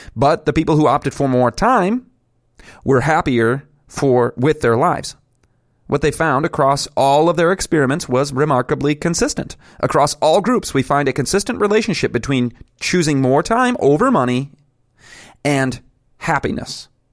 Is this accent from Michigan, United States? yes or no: yes; Grand Rapids, Michigan, United States; I'm a Grand Rapids native